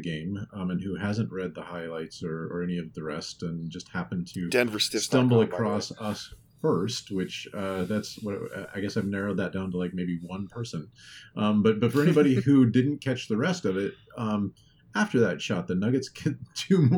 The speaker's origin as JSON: {"language": "English", "town": "Los Angeles", "region": "California", "country": "United States", "tie": "born or raised there", "moved": "yes", "said": "the folks in my hometown playing my hometown team"}